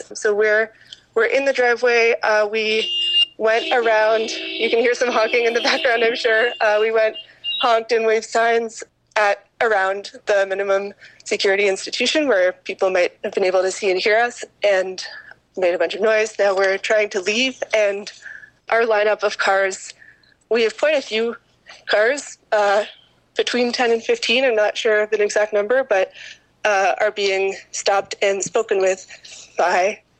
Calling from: Kingston, Ontario, Canada; Hi, I'm a participant from Kingston, participating in today's caravan action in solidarity with prisoners and everyone in migrant detention throughout Canada today.

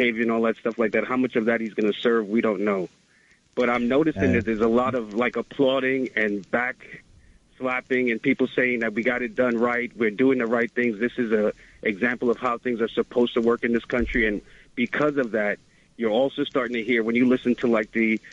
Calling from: New York City, New York, United States; I'm calling from the Bronx

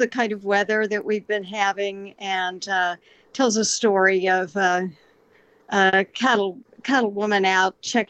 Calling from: Southwest Missouri, United States; I'm calling from Southwest Missouri

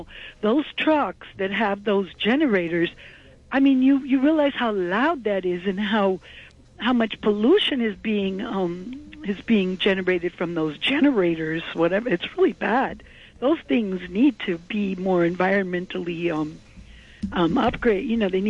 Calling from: Manhattan, New York, United States

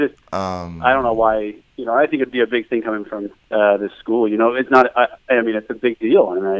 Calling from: Phoenix, Arizona, United States; I'm calling from Phoenix, Arizona.

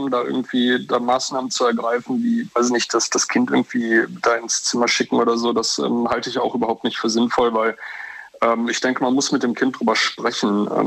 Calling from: Leverkusen, North Rhine-Westphalia, Germany; Äh, ich komme aus Leverkusen.

